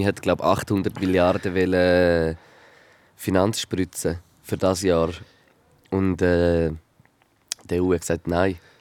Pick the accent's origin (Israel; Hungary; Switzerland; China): Switzerland; wir sehen das ja so als Schweizer